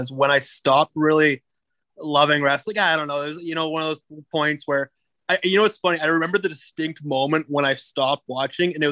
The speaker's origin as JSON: {"language": "English", "town": "Dauphin", "region": "Manitoba", "country": "Canada", "tie": "born or raised there", "also_born_or_lived": "Australia / Brandon", "moved": "as an adult", "lives_now": "Winnipeg, Canada", "said": "I'm born and raised just in Dauphin. So I actually grew up just north of Dauphin"}